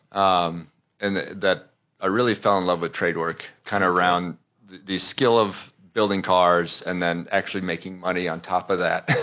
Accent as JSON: {"language": "English", "region": "Minnesota", "country": "United States", "tie": "born or raised there", "also_born_or_lived": "Iowa", "moved": "yes", "said": "I grew up in Minnesota. I was born in Iowa. Grew up in Minnesota."}